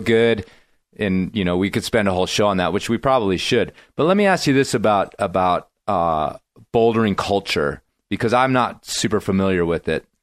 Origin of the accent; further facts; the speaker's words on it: United States; I'm American guy